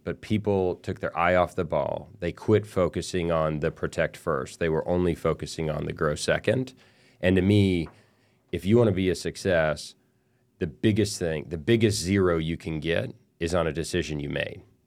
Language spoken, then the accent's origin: English; El Paso, Texas, United States; I grew up in El Paso, Texas